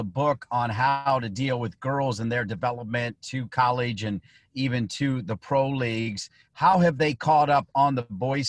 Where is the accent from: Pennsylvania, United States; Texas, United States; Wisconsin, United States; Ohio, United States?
Ohio, United States; Toledo; and then I grew up in Toledo.